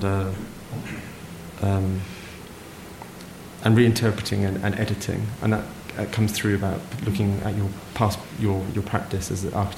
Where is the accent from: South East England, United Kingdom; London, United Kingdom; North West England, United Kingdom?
South East England, United Kingdom; Kent; I'm originally from Kent